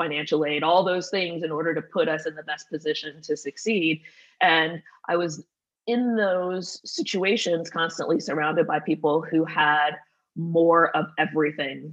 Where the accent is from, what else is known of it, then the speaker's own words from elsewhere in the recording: Atlanta, Georgia, United States; also born or lived in Indianapolis; went to Atlanta in fifth grade and then, you know, graduated high school out of Atlanta